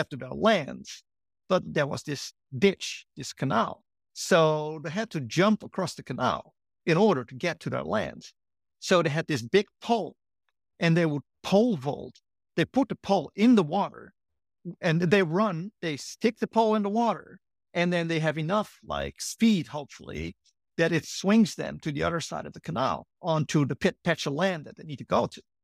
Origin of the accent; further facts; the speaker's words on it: Netherlands; moved away as an adult; also born or lived in Durham / Berkeley; now in San Francisco, United States; I grew up in the Netherlands